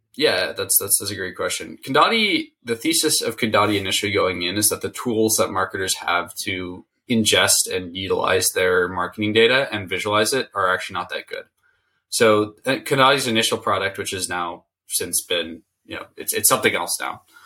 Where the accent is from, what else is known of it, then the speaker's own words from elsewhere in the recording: Silicon Valley, California, United States; I grew up in Silicon Valley